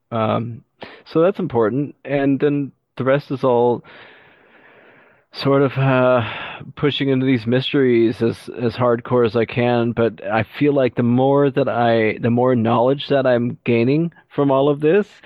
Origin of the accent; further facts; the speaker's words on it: Texas, United States; I grew up in Texas and a few other places, so I was uh, thrown into the real world growing up real quick